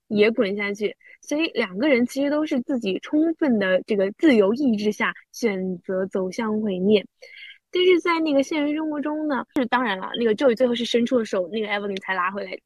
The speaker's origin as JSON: {"language": "Chinese", "country": "China", "said": "我们土生土长中国人"}